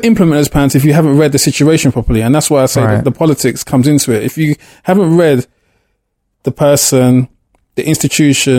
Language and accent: English; London, United Kingdom; The area I grew up in Clapton, East London, Hackney